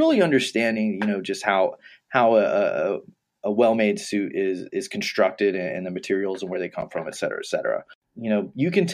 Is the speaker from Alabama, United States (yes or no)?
no; Texas, United States; I grew up in Texas